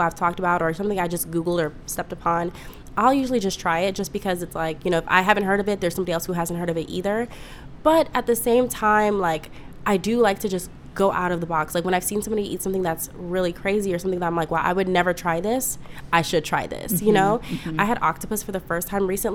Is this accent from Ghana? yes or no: yes; Ghana; I'm from Ghana, West Africa.